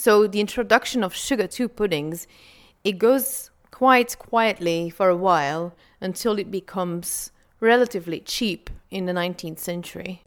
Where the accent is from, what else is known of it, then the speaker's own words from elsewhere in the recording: Flanders, Belgium; I'm from Belgium, from Flanders, the Dutch-speaking area of Belgium.